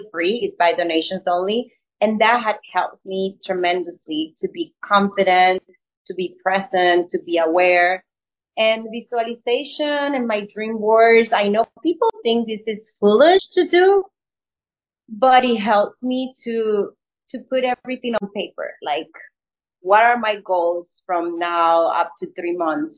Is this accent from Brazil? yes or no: no; Colombia; English is a second language; moved away as an adult; also born or lived in New York; being an actor from Colombia, moving to New York with a very strong accent. I barely spoke English.